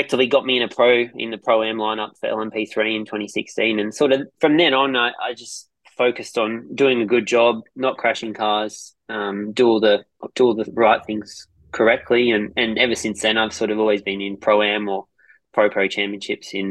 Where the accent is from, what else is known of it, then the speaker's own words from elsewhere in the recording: Werris Creek, New South Wales, Australia; now in Adelaide, Australia; I grew up near Tamworth, a little country town called Werris Creek